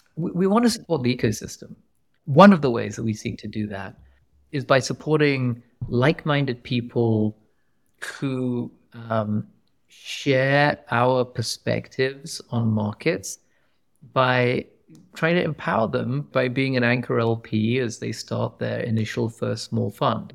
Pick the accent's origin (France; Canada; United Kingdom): United Kingdom; England; moved away as an adult; also born or lived in Pakistan; now in Silicon Valley, United States; I grew up in England.